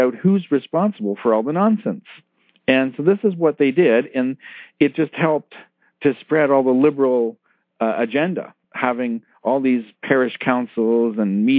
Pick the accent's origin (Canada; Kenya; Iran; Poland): Canada; Toronto, Ontario; I'm originally from Toronto in Canada, and we were one of the first churches in the Toronto area to move the altar